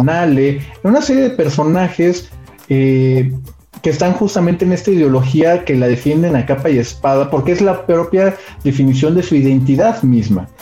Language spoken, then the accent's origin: Spanish; Mexico